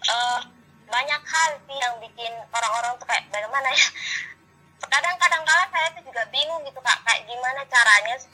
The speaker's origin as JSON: {"language": "Indonesian", "region": "East Nusa Tenggara", "country": "Indonesia", "said": "sedangkan saya kan orang Flores yang dari kecil ya sudah kelihatan sekali iya, ini, pasti anak timur kelihatan sekali dengan kulit hitamnya dengan rambut keritingnya"}